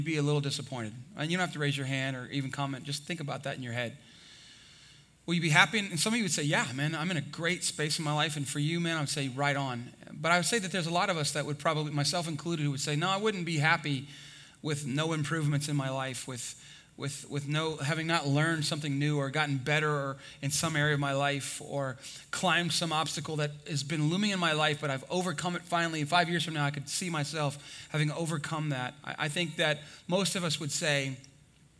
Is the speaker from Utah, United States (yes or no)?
no; Texas, United States; I'm from Texas